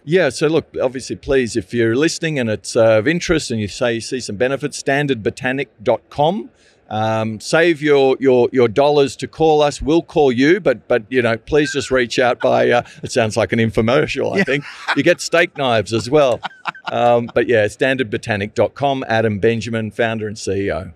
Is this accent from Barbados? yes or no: no; Australia; accent: Australian; I'm the Australian